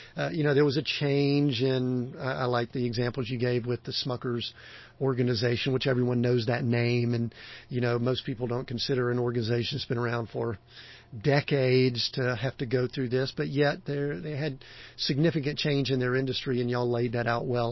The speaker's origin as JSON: {"language": "English", "region": "the South", "country": "United States", "tie": "born or raised there", "said": "I grew up in the South"}